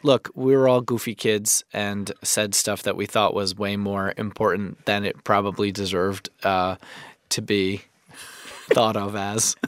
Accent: New York, United States; as a New Yorker

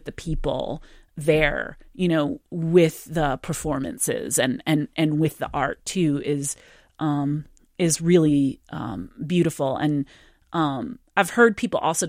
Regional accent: Ann Arbor, Michigan, United States; I'm a Michigander. I grew up in Ann Arbor, Michigan

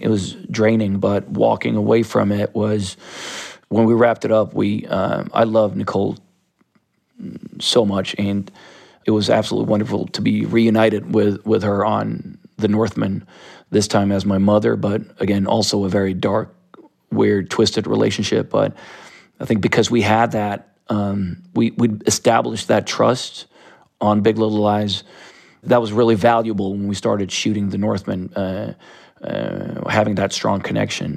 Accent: Stockholm, Stockholm County, Sweden; I grew up in Sodom Island, which is a, a very artistic neighborhood of South Stockholm

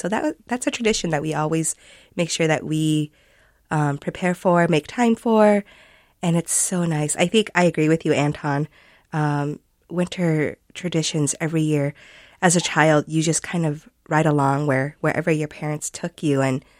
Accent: Minnesota, United States; I was raised in Minnesota. My parents resettled here when I was about 3 months old. And so I pretty much grew up in Minnesota

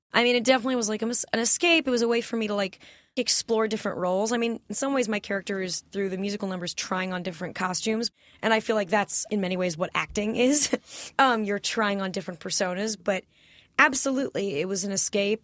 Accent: California, United States; also born or lived in New York; I grew up in California, went to public high school here

